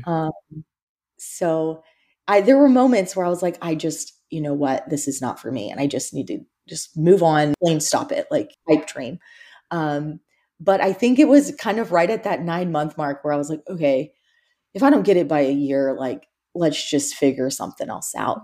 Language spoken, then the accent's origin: English; Houston, Texas, United States; also born or lived in Alabama; I'm actually from Houston, Texas